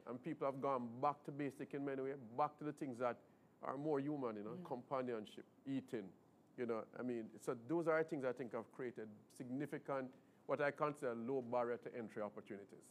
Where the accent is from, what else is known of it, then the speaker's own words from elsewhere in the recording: Jamaica; being Jamaican